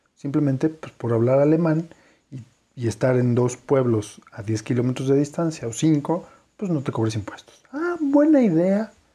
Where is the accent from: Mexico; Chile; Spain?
Mexico; somos nosotros los mexicanos